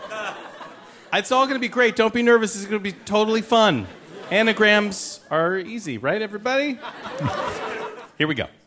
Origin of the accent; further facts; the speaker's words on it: California, United States; I'm from California.